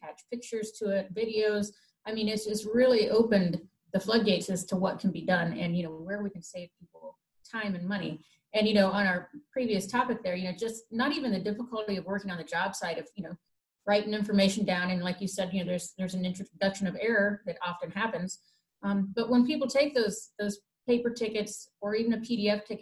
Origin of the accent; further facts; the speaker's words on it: Midwest, United States; being a Midwesterner myself